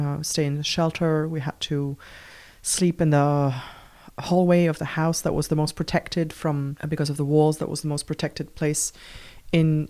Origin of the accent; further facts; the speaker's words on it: Beirut, Beirut Governorate, Lebanon; I was born in Beirut in 1977, which was 2 years into the Lebanese civil war. And I spent the first 13 years of my life living in that civil war